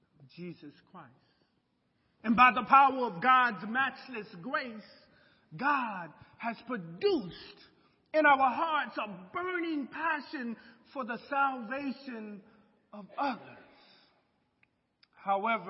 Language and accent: English; United States; I love being an American